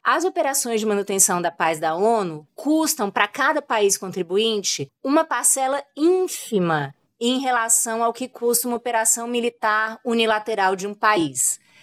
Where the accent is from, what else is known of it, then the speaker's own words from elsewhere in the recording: Brazil; a gente como brasileiro